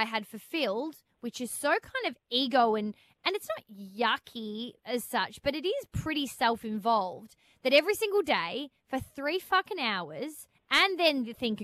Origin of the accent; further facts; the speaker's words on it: Melbourne, Victoria, Australia; I was back in Melbourne, my hometown